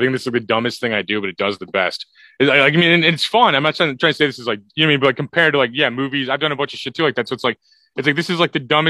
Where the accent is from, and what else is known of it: St. Louis area, Missouri, United States